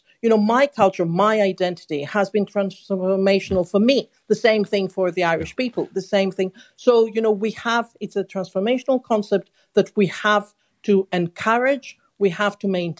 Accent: Greece; now in London, United Kingdom; I'm very certain that when I was growing up in Greece in the 70s, my way of life was completely different to the way of life in London in the UK.

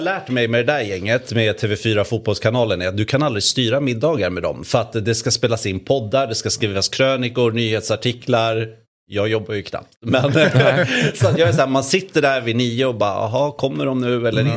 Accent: Sweden; man fick höra att jag var från Sverige

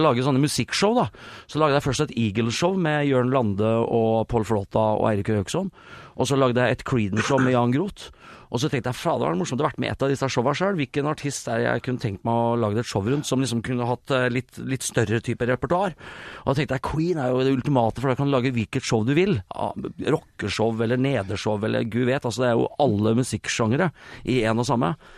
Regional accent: Sarpsborg, Østfold, Norway; Jeg er oppvokst i Sarpsborg.

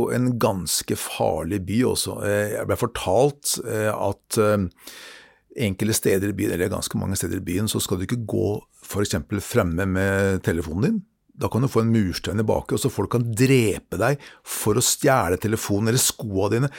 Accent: Norway; meg som nordmann

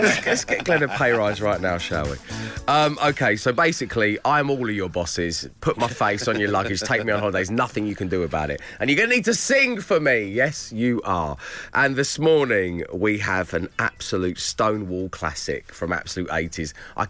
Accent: Plymouth, South West England, United Kingdom; Good morning, Dave and the team. … from Plymouth.

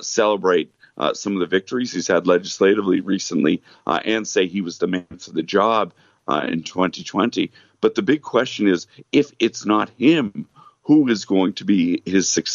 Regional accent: United States; an American from the U.S.

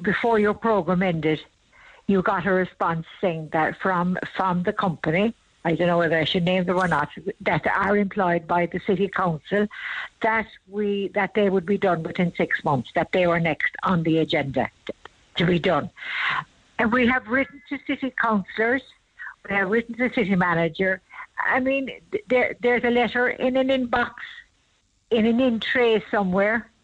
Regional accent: Bandon, Munster, Ireland; I'm from Bandon

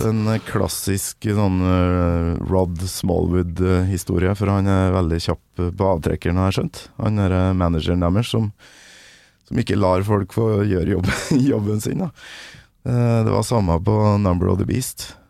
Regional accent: Kolvereid, Trøndelag, Norway; Kolvered heller, der jeg kommer fra

